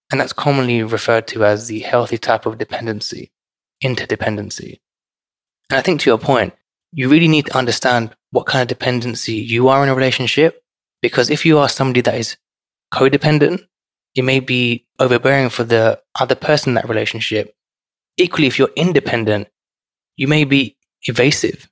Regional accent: London, United Kingdom; growing up in London is quite respectful for people of different backgrounds

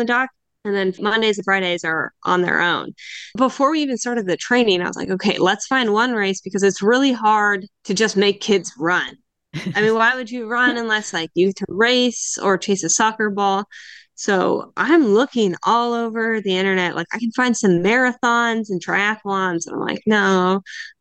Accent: United States; moved away as an adult; also born or lived in Indiana; now in Canary Islands, Spain; Growing up in the States, being in cross country

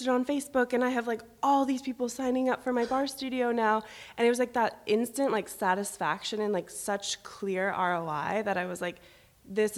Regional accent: San Diego, California, United States; moved away as an adult; now in Los Angeles, United States; I grew up in San Diego. I'm from San Diego

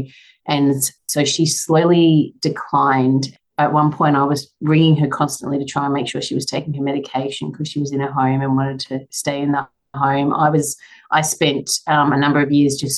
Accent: Brisbane, Queensland, Australia; also born or lived in Tasmania; now in Sunshine Coast, Australia; I'm from Brisbane originally growing up, so a little bit familiar with the area.

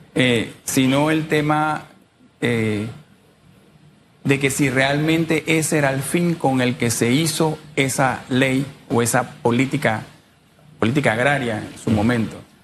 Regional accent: Panama; yo soy panameño también y vivo aquí

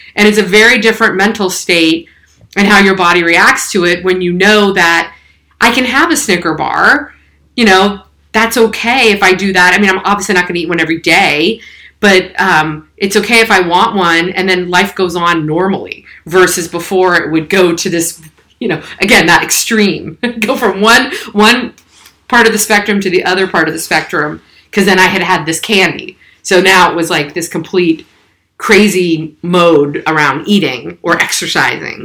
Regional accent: San Francisco Bay Area, California, United States; I'm a Bay Area native. So born and raised in the San Francisco Bay Area

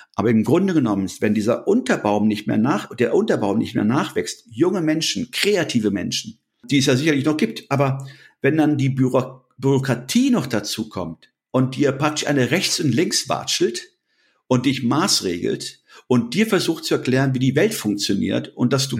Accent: Germany; wir als Deutsche

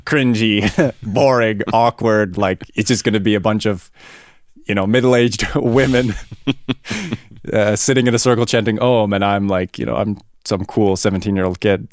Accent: Vancouver Island, British Columbia, Canada; moved away as an adult; now in Germany; I grew up on Vancouver Island, Canada

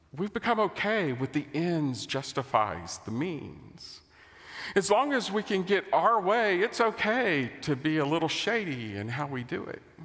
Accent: United States; As an American

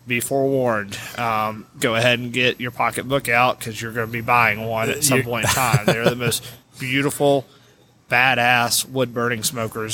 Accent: Chattanooga, Tennessee, United States; also born or lived in New Orleans; I grew up here on the Tennessee River

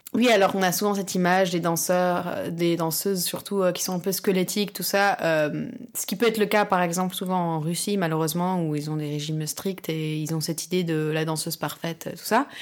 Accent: France; also born or lived in London / Barcelona / Croatia; now in Paris, France; j'ai grandi en France

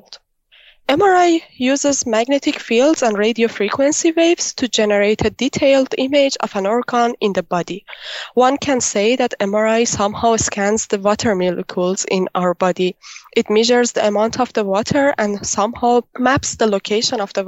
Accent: Iran; now in Antwerp, Belgium; I'm originally from Iran, but now I'm doing my PhD in the University of Antwerp in Belgium

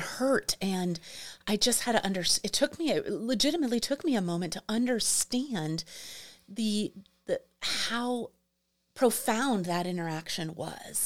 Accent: New York City, New York, United States; moved away; also born or lived in Arizona; I am from Manhattan

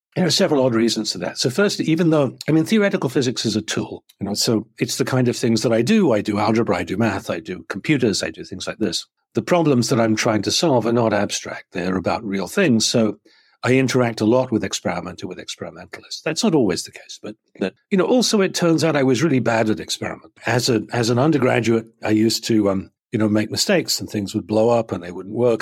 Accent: a farm a little bit south of London, South East England, United Kingdom; now in Chicago, United States; I grew up on a farm, um, uh, a little bit south of London, not very far away

